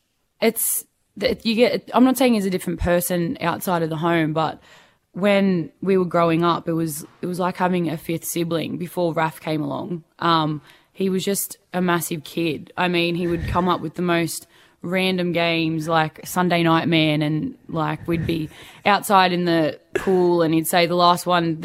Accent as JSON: {"language": "English", "town": "Perth", "region": "Western Australia", "country": "Australia", "tie": "born there", "said": "Yes, I was born in Perth. Everyone else was born here in Sydney, and I kind of like to play on that a little bit."}